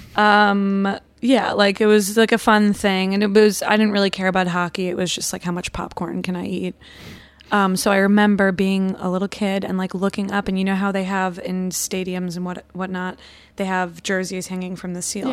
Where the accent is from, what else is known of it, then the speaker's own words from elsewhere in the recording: Long Island, New York, United States; I'm from Long Island, and when I was little, we lived super close to the Nassau Coliseum